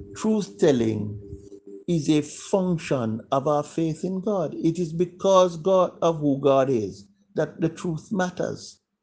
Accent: Jamaica; when we were growing up in Jamaica

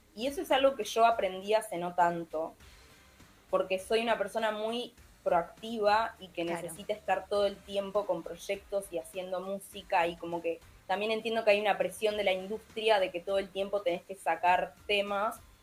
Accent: Montevideo, Uruguay; moved away as an adult; now in Argentina; yo soy de Montevideo, viví toda mi vida ahí

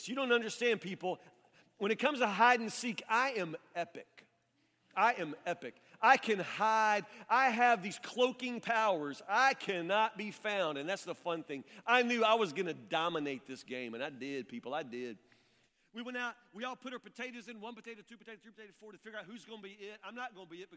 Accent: near Woodburn, Kentucky, United States; I'm a country kid. I grew up in Matlock, which is actually a suburb of Woodburn

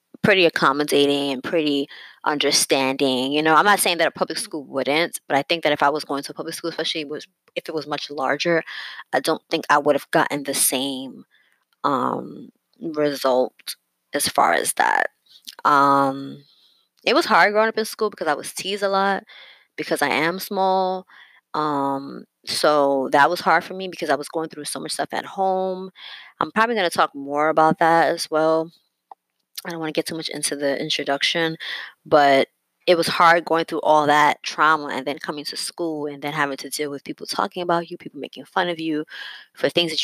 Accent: New York City, New York, United States; I basically born and raised in New York City, where I still reside

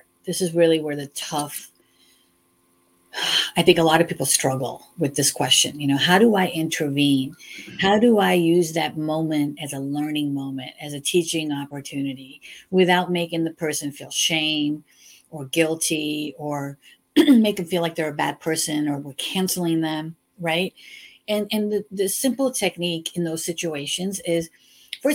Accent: Chicago, Illinois, United States; I was born and raised in Chicago and we say you guys a lot

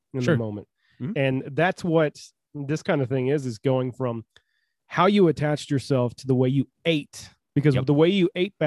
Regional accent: United States; I am an American. I'm a red-blooded American

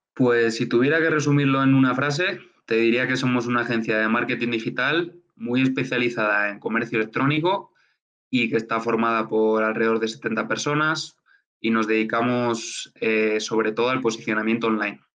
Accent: Burgos, Castile and León, Spain; moved away as an adult; now in Mexico; regresé a, Burgos, a mi, ciudad a mi ciudad natal

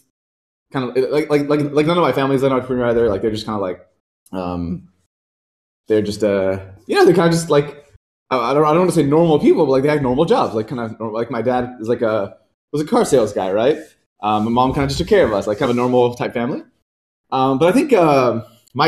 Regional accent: Pembroke Pines, Florida, United States; also born or lived in Pakistan; now in San Francisco, United States; I grew up in outside of Miami, like a small suburb called Pembroke Pines. I guess I originally came from Pakistan and came here and I was I was around 8 and then grew up outside of Miami

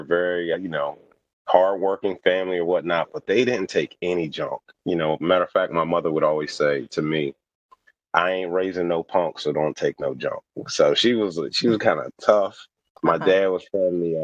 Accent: New Jersey, United States; moved away as an adult; also born or lived in Delaware / West Virginia; I grew up born in Delaware, grew up in New Jersey, but then I went to school in West Virginia

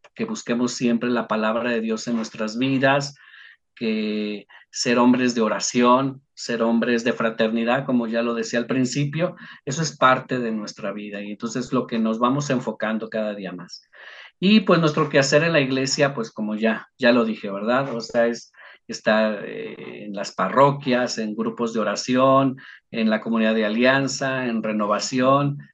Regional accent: Uruapan, Michoacán, Mexico; Yo soy originario de Uruapan, Michoacán. Allá en Uruapan eh, estuve participando de la renovación carismática durante ocho años, ¿verdad? En mi juventud

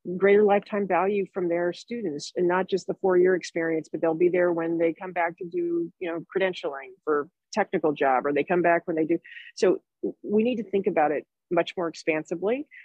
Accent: Jacksonville, Florida, United States; moved away; also born or lived in Chicago; I'm from Jacksonville, Florida

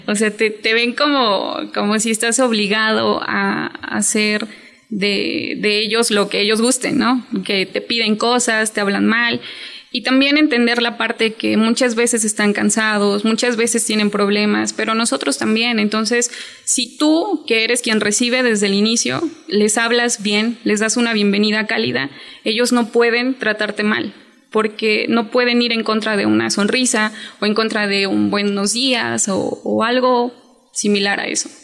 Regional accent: Chiapas, Mexico; yo soy de Chiapas y tengo 27 años

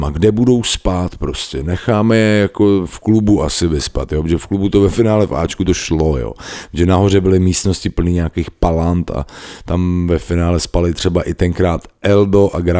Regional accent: Brno, South Moravian Region, Czechia; my jsme z Brna, vy jste z Jelavy, vypadněte

